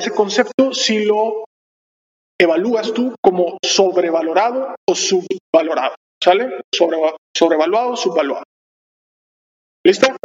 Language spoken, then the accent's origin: Spanish; Monterrey, Nuevo León, Mexico; somos de Monterrey